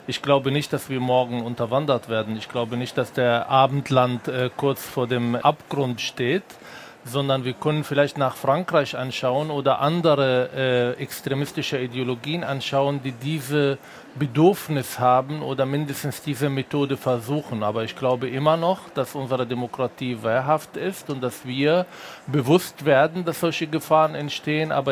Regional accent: Berlin, Germany; Ich komme aus Berlin und ich schaue die Zustände in Neukölln oder in manchen Orten

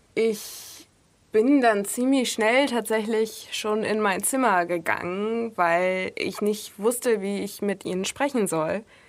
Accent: Russia; now in Germany; Meine Eltern und ich auch äh, sind Russen. Also ich bin in Russland geboren

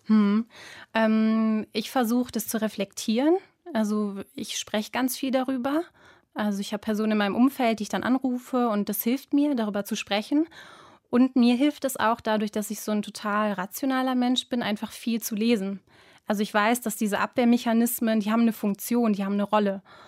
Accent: Duisburg, North Rhine-Westphalia, Germany; aus Duisburg, habe ich doch gesagt. Duisburg-Rheinhausen.

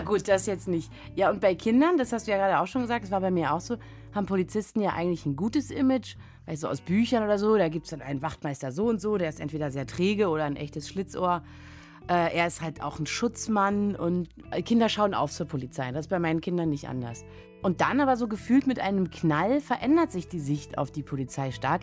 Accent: Germany; ich wurde in der DDR geboren

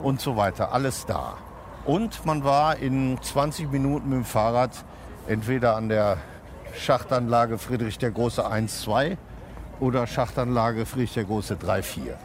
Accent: Herne, North Rhine-Westphalia, Germany; now in Cologne, Germany; Also nicht weit von Herne, wo ich herkomme

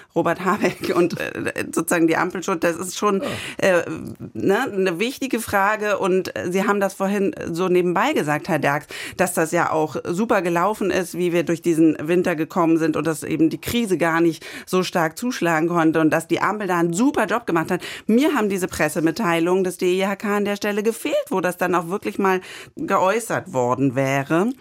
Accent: Germany; bei uns in Deutschland

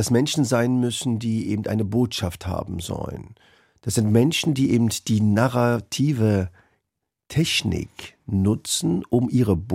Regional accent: Berlin, Germany; born there; Ich bin ja in Berlin geboren.

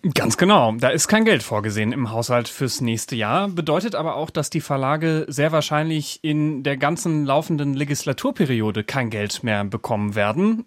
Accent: Saxony-Anhalt, Germany; Ich komme selbst aus Sachsen-Anhalt

